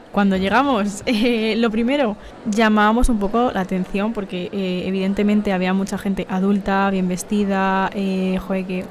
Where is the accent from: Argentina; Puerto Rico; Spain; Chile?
Spain; soy eh, española